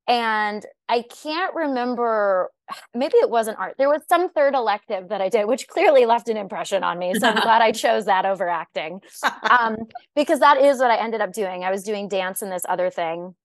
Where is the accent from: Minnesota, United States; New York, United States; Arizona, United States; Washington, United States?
Arizona, United States; also born or lived in Illinois; My family moved from the state when I was four, at which point I grew up in the desert